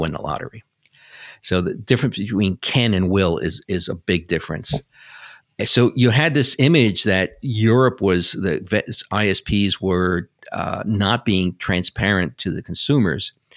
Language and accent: English; New York City, New York, United States; I grew up in New York City, which you can probably tell by my accent.